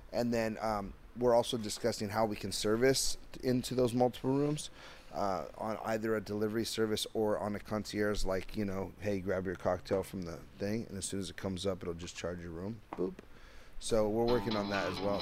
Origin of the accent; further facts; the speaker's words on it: Downey, California, United States; I'm from Downey